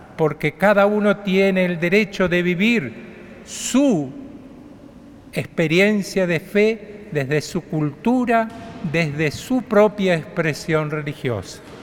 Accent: Argentina; somos como pueblo argentino

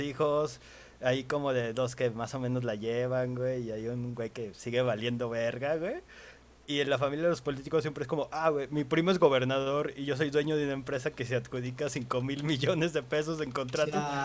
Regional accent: Mexico; como buen mexicano

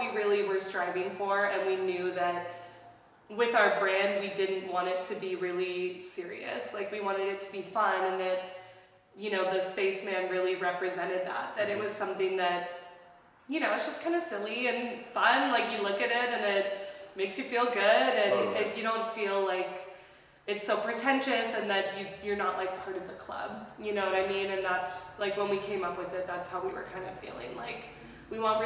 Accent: Fremont, California, United States; I'm from Fremont, from the East area

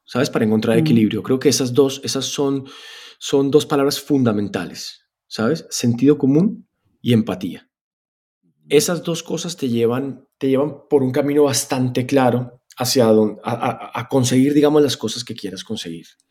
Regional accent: Spain; moved away; also born or lived in Colombia; Yo, me crié en España. Yo me crié en un país que en ese momento además era muy de centro.

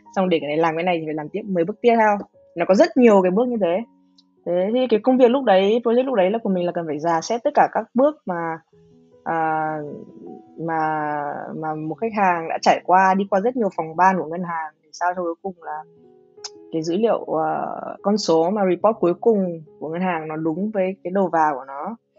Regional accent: Hanoi, Vietnam; moved away as an adult; now in United States; người người Hà Nội, mình sang à, Mỹ học

